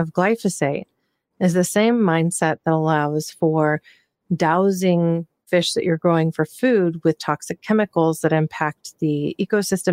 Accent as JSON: {"language": "English", "region": "Pacific Northwest", "country": "United States", "tie": "born or raised there", "said": "I'm from the Pacific Northwest. I grew up there"}